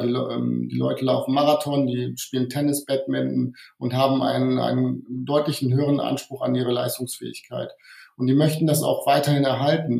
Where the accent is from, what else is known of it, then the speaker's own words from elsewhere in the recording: Wuppertal, North Rhine-Westphalia, Germany; moved away as an adult; also born or lived in Hungary / Giessen / Bonn; now in Bad Neuenahr, Germany; ursprünglich bin ich Ungar, das heißt, ähm, ich bin aber in Deutschland aufgewachsen, ähm, eher im, im Bergischen, also im Wuppertal bin ich aufgewachsen